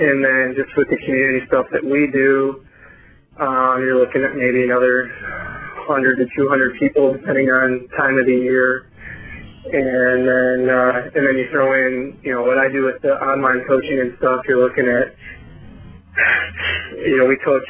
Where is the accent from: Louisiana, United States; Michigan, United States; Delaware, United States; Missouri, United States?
Michigan, United States; Grand Rapids; now in Rochester, United States; I'm originally from the west side of the state, more Grand Rapids area. So I grew up there